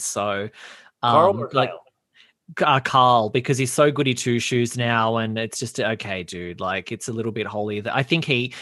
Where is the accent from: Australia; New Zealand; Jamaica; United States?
Australia; being an Australian male